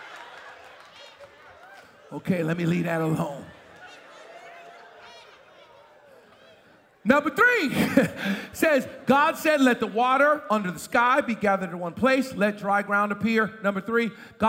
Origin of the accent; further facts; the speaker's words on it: Boston, Massachusetts, United States; moved away; I was raised in Boston